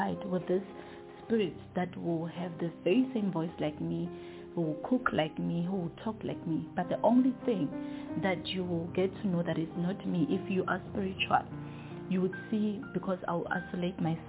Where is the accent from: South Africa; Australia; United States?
South Africa; Kiani, Limpopo; I was raised and born in Kiani, Limpopo